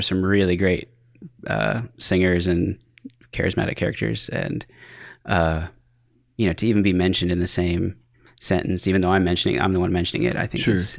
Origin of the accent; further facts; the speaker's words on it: United States; I grew up in Amish country